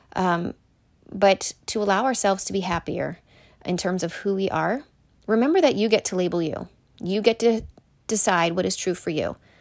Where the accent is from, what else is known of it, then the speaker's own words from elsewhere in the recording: Shippensburg, Pennsylvania, United States; also born or lived in Connecticut; I am originally from Connecticut. and I moved to Pennsylvania in third grade because my mom was originally from Pennsylvania. So we moved to Shippensburg when I was in third grade